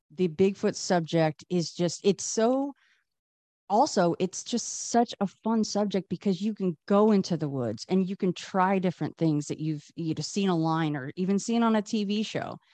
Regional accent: Las Vegas, Nevada, United States; I grew up here in Vegas. I'm in Vegas now still.

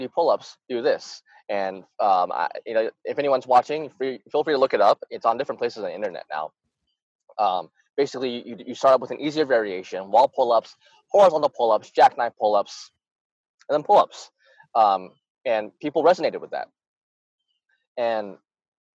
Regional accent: Arkansas, United States; also born or lived in Utah; I grew up in Arkansas, which is supposed to be a racist state

